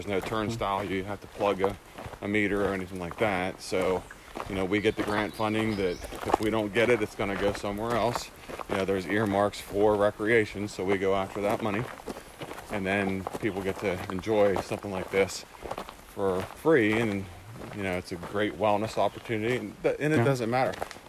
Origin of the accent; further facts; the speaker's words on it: Lloydsville, Pennsylvania, United States; A little town called Lloydsville, Pennsylvania.